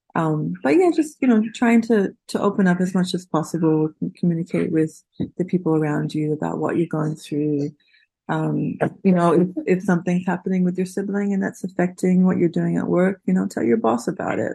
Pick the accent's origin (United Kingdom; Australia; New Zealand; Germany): Australia; moved away; My family, I'm from Australia. My family lives there